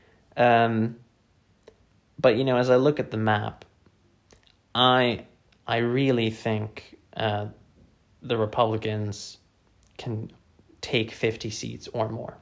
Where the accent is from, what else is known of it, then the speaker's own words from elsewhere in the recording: Virginia, United States; now in United Kingdom; my home state of Virginia